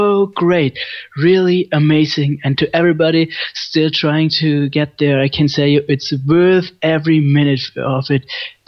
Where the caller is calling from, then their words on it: Germany; from Germany again calling